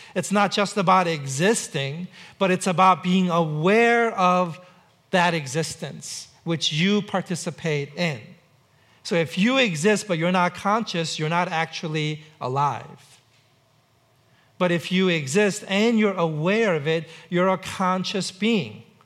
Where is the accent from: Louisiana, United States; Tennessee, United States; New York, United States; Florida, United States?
New York, United States; New York City; now in Seattle, United States; I grew up in New York City